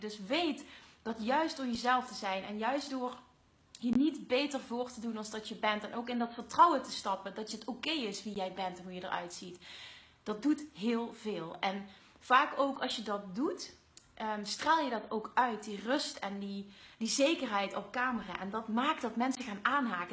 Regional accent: Limburg, Netherlands; accent: Limburgs; mijn Limburgse accent.

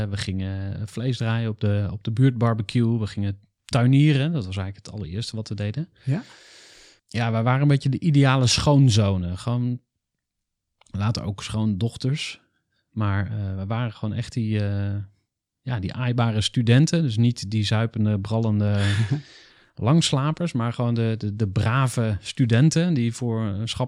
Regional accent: Enschede, Overijssel, Netherlands; born there; 1983, geboren in Enschede, verhuisd.

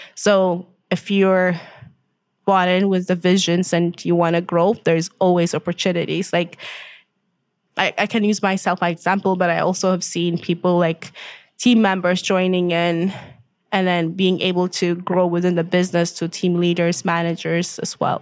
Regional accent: Ethiopia; moved away as an adult; also born or lived in Winnipeg, Canada; now in Canada; originally I'm from Ethiopia. I grew up there.

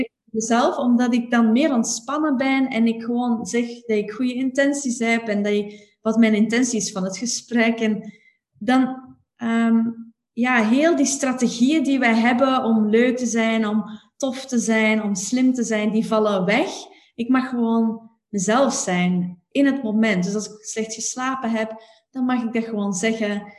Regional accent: Belgium; als Belg

